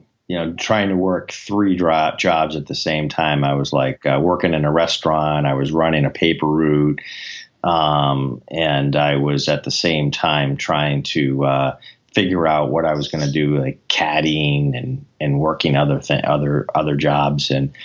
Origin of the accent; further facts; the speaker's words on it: New England, United States; I mean, obviously, we are from New England, and a lot of us are Patriots fans